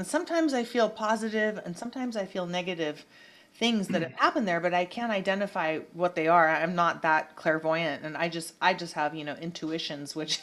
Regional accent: California, United States; I grew up in California just like you did

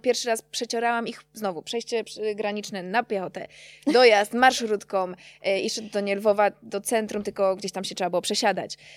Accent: Czeladź, Silesian Voivodeship, Poland; ja jestem z Czeladzi pochodzę

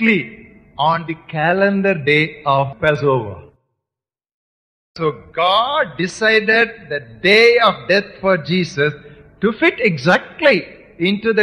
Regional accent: India; for us Indian believers, we have citizenship in India.

